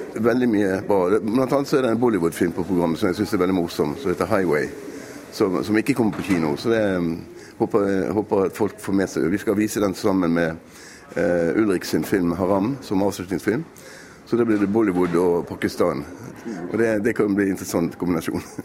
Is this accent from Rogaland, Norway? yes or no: no; Bergen, Vestland, Norway; Vi er jo bergensere